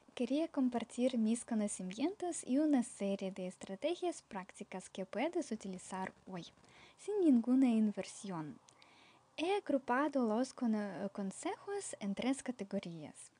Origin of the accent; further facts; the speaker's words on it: Ukraine; soy de Ucrania